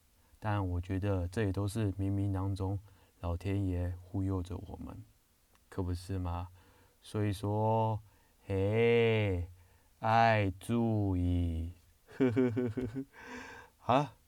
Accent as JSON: {"language": "Chinese", "country": "China", "said": "我们中国人不是就是进门都会踏一个坎嘛"}